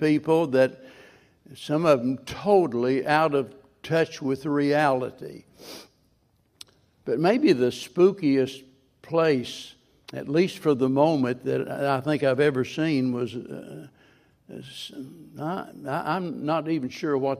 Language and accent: English; Springfield, Missouri, United States; being born and raised in Springfield